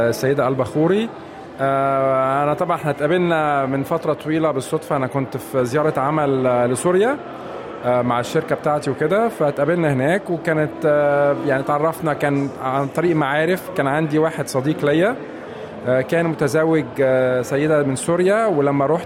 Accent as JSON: {"language": "Arabic", "country": "Egypt", "moved": "yes", "lives_now": "Australia", "said": "احنا كمصريين والسوريين ما افتكرش انها يعني ثقافه مختلفه"}